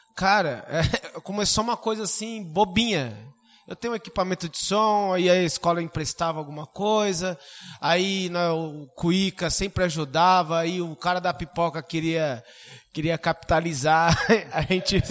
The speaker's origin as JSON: {"language": "Portuguese", "town": "Suzano", "region": "São Paulo", "country": "Brazil", "said": "eu saí do Miguel Badra"}